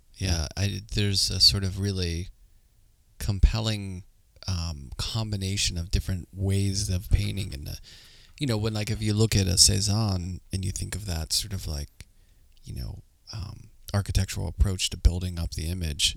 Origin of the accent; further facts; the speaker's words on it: Pittsburgh, Pennsylvania, United States; moved away as an adult; now in New York, United States; I grew up in Pittsburgh